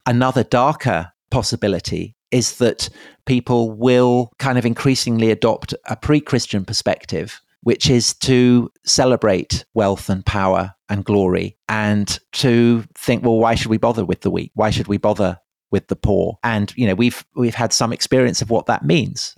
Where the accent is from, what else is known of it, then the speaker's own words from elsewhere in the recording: Salisbury, South West England, United Kingdom; I grew up in Wiltshire outside Salisbury